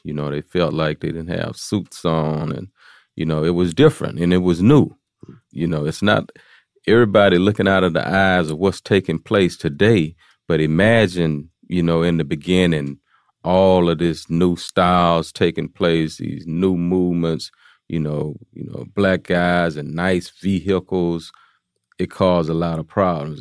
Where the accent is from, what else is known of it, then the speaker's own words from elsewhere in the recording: Houston, Texas, United States; I'm from uh, Fifth Ward is a is a place in Houston, Texas